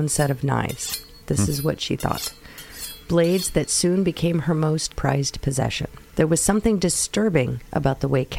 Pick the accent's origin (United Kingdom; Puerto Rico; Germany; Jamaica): United Kingdom; North West England; I grew up in the Lake District of Northwest England, so I was hunting my whole life, and I was used to having my own farm